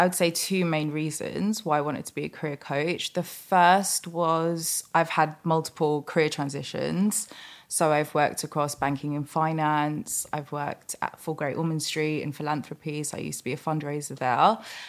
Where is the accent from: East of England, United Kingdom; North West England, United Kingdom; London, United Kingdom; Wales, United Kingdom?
London, United Kingdom; And I want to be like proud that I'm Mauritian and from Southeast London.